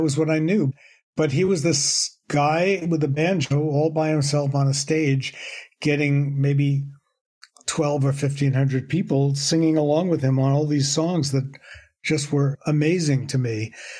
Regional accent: New York City, New York, United States; moved away as an adult; also born or lived in Woodstock, New York; I grew up in New York City, and I was very lucky to go to a school called the High School of Music and Art, which was in Manhattan. I grew up in the Bronx.

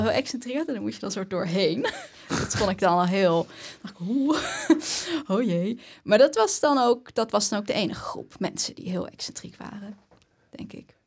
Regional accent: Haren, Groningen, Netherlands; ik kom uit Haren.

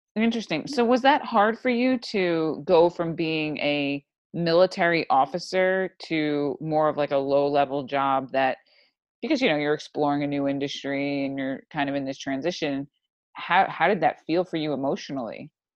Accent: New York, United States; I'm from New York

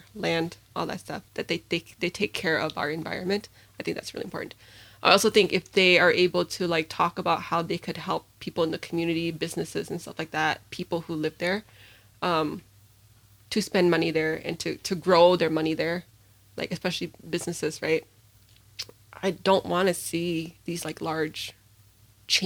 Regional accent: St. Paul, Minnesota, United States; I grew up in St. Paul

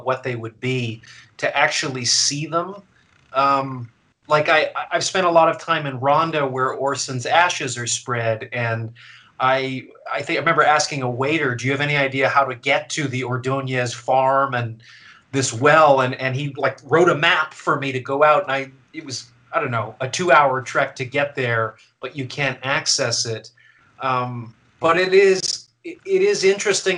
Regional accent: Canada; now in United States; I'm Canadian

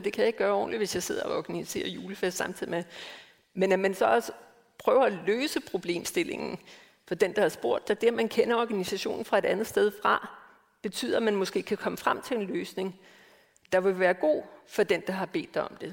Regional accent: Denmark; moved away; født og opvokset i Danmark

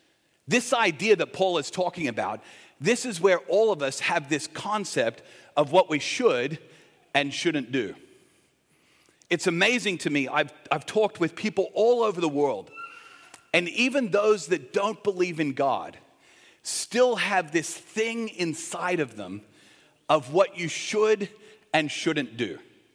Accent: Australia; born there; When I was born here in Australia, but I was born to American parents. So I'm what they call a U.S. citizen born abroad.

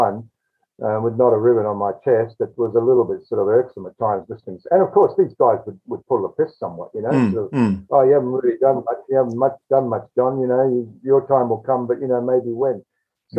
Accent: Adelaide, South Australia, Australia; I was born in Adelaide, of course, and raised there.

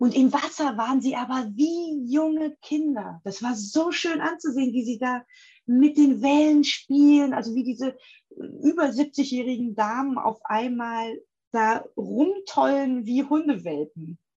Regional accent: Berlin, Germany; ich als Berlinerin, ne, ähm, ich muss ja immer reisen, um zu surfen.

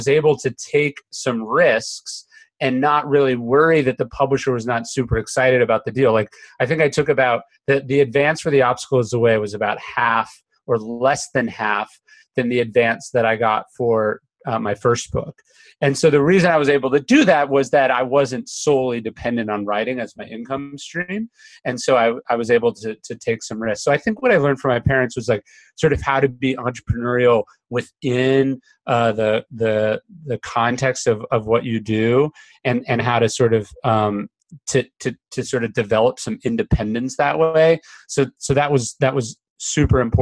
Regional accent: Sacramento, California, United States; I grew up in Sacramento

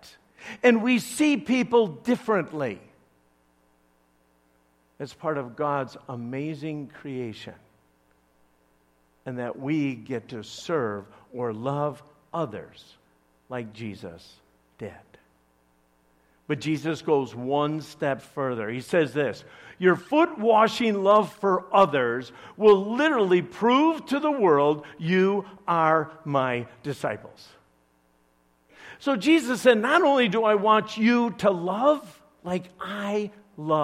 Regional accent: Chicago, Illinois, United States; I'm from Chicago

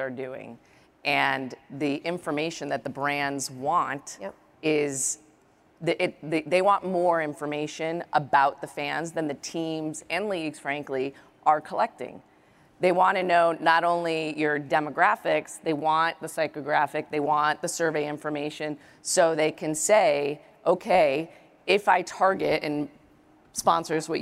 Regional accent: outside of Chicago, Illinois, United States; I was growing up outside of Chicago

